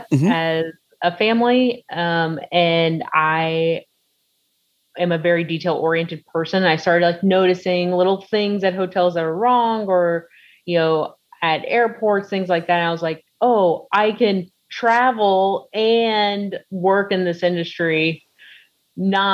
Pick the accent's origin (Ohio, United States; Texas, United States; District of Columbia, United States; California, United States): Texas, United States; Houston; moved away as an adult; now in Chicago, United States; I grew up in Houston, Texas, and moved to Chicagoland area in March of 2020